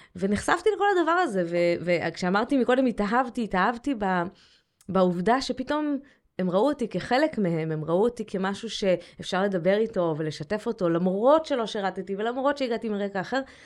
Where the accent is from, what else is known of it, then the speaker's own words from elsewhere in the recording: Jerusalem, Jerusalem District, Israel; also born or lived in Scotland; גדלתי בירושלים